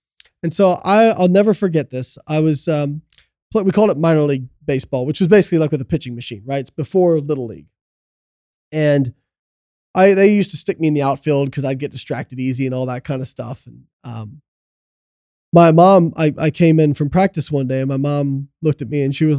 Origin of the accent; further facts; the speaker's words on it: Midwest, United States; Well, we're both from Midwest, you know what I mean?